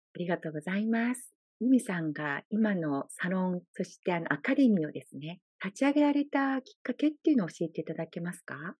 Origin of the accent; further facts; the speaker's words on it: Japan; moved away as an adult; now in Hawaii, United States; 私みたいに日本から移住してきている日本人の方